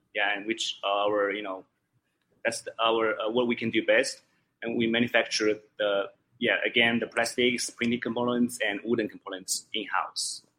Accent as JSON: {"language": "English", "country": "China", "second_language": "English", "said": "I am originally from. Uh, Wulan province"}